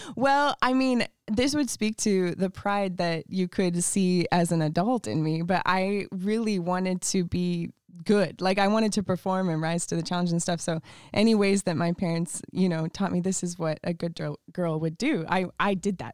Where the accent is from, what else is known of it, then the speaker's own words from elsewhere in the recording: Montana, United States; also born or lived in Canada; now in California, United States; we moved to Montana when I was five years old